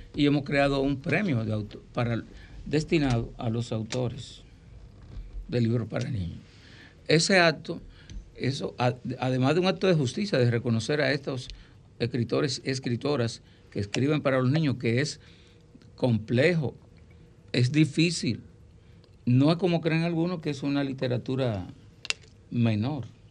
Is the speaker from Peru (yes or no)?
no; Miches, El Seibo, Dominican Republic; mi pueblo, en Miches